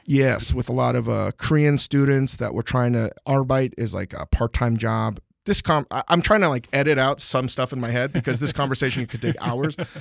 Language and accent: English; Northern Virginia, United States; moved away as an adult; now in Los Angeles, United States; growing up in Northern Virginia